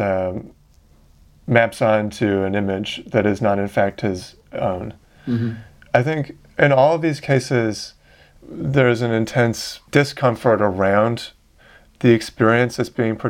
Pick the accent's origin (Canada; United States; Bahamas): Canada; Vancouver, British Columbia; I grew up in Vancouver in Canada.